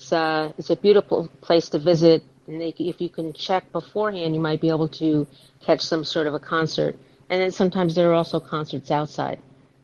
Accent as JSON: {"language": "English", "region": "New York", "country": "United States", "said": "I'm also from New York."}